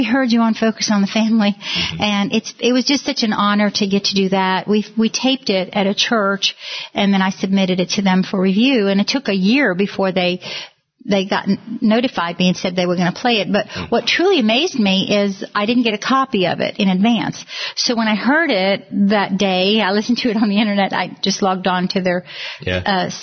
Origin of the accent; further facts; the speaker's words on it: New York, United States; moved away; when I was growing up in New York